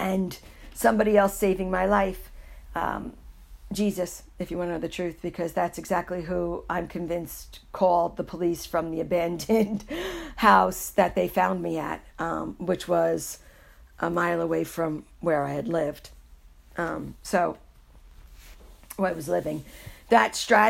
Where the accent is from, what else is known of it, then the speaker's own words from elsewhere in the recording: New York City, New York, United States; moved away; also born or lived in Iowa; I was born and raised in New York City